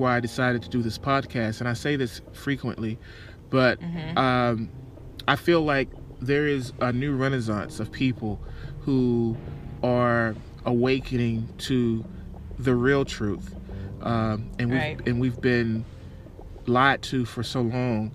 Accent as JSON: {"language": "English", "region": "Texas", "country": "United States", "tie": "born or raised there", "said": "Texas, my hometown."}